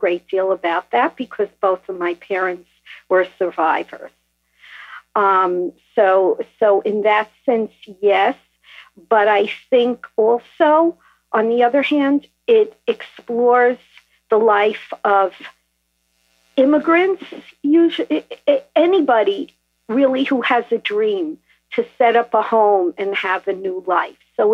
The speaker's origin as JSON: {"language": "English", "town": "New York City", "region": "New York", "country": "United States", "tie": "born or raised there", "moved": "yes", "lives_now": "New Jersey, United States", "said": "I was born in Brooklyn"}